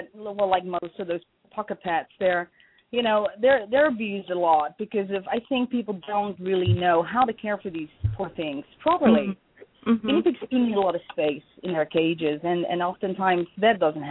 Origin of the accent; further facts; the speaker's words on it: Netherlands; moved away; also born or lived in Portugal; When I came to this country, I'm from the Netherlands originally.